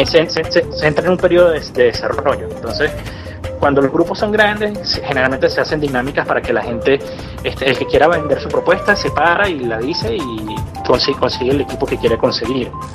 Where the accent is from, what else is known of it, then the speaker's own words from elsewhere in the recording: Venezuela; nosotros como venezolanos o como latinoamericanos